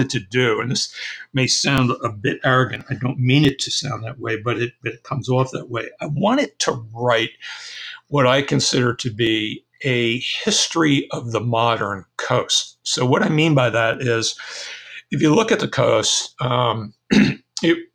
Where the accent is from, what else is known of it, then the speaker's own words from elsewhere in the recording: New Jersey, United States; I grew up in North Jersey by New York City